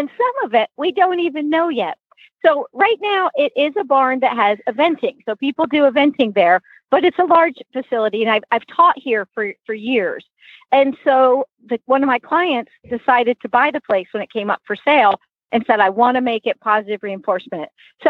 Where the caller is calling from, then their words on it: California, United States; I am in Northern California now, and I am about to go see a client in a few minutes. But I'm moving to Santa Fe, New Mexico.